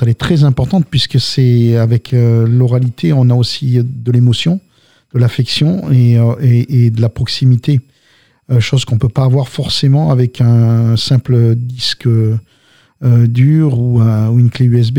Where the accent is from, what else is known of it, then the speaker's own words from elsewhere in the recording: south of France, France; also born or lived in Algiers, Algeria / Lamalou-les-Bains / Albi / Toulouse; Alors moi, je viens d'Alger. Je suis né à Ussendé. J'ai grandi dans le sud de la France. Je suis arrivé dans les années 60, d'accord, 67 très exactement.